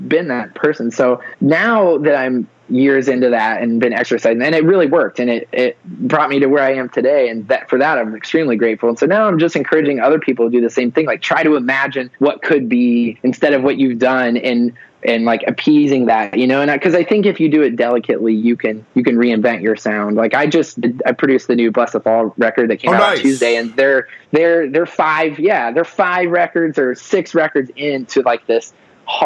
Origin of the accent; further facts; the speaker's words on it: Ohio, United States; I'm from Ohio